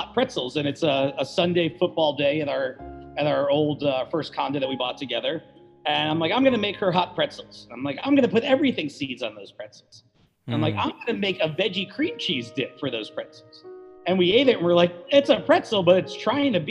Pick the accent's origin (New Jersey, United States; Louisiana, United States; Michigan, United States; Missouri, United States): New Jersey, United States; I grew up in New Jersey